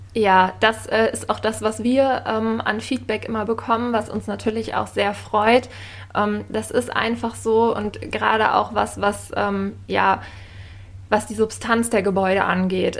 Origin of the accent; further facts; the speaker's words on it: Lüneburg, Lower Saxony, Germany; moved away as an adult; also born or lived in Berlin; Ich bin 28 Jahre alt und ähm, ja, komme ursprünglich aus Lüneburg und bin dann ähm, ja irgendwann berufsbedingt eigentlich nach Berlin gezogen